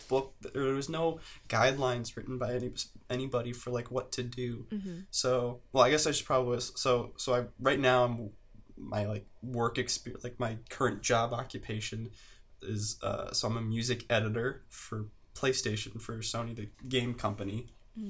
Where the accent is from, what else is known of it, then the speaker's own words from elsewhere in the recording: Midwest, United States; I think it's partly because I grew up in the Midwest, and there's like this, it's just like the Midwest mentality